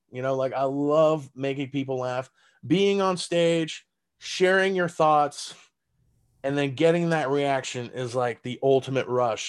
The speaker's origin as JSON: {"language": "English", "town": "San Antonio", "region": "Texas", "country": "United States", "tie": "born or raised there", "first_language": "German", "second_language": "English", "moved": "as an adult", "lives_now": "Las Vegas, United States", "said": "in San Antonio, my hometown"}